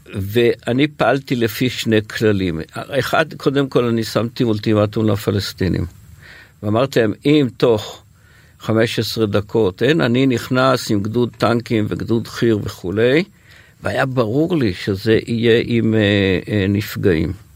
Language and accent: Hebrew; HaYogev, Northern District, Israel; אני גדלתי במושב היוגב